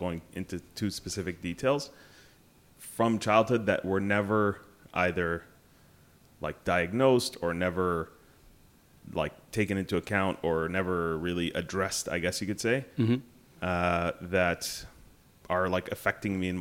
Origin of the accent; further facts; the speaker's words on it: Canada; also born or lived in Sharjah, United Arab Emirates; my parents were very religious Sudanese, you know, but I grew up in Canada mainly